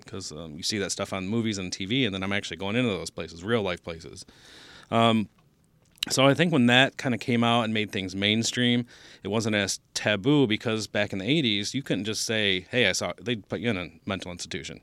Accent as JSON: {"language": "English", "town": "Taylor", "region": "Michigan", "country": "United States", "tie": "born or raised there", "said": "I grew up in Taylor"}